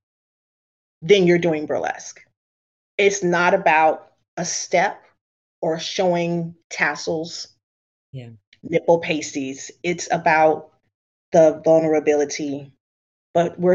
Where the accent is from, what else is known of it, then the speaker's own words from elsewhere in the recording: the South, United States; a dark-skinned Black girl growing up in the South.